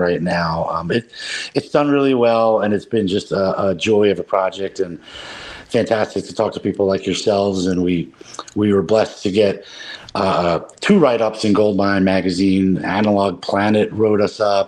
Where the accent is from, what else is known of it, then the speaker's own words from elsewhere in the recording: Philadelphia, Pennsylvania, United States; now in New Jersey, United States; I'm originally from Philadelphia. My heart will always beat Philadelphia